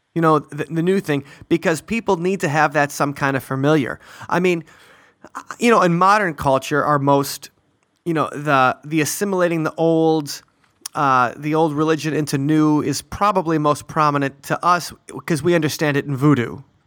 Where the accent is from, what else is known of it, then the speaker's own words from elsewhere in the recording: near Milwaukee, Wisconsin, United States; our German heritage when we grew up near Milwaukee